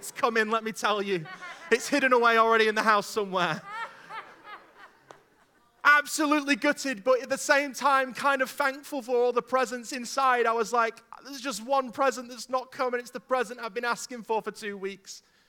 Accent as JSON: {"language": "English", "town": "Stoke-on-Trent", "region": "West Midlands", "country": "United Kingdom", "tie": "born there", "said": "I'm a big Stoke City Football Club fan. I was born in Stoke-on-Trent, hence why I support them."}